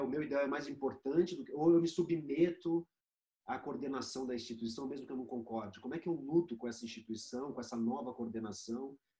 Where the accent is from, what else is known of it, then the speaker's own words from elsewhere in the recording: Brazil; como brasileiro, como cidadão brasileiro